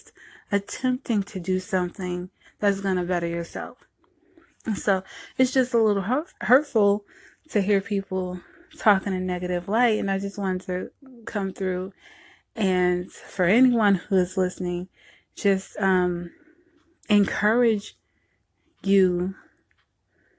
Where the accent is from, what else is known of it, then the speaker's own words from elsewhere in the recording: New Jersey, United States; now in Southern United States; I was born and raised in Jersey and later on moved to the South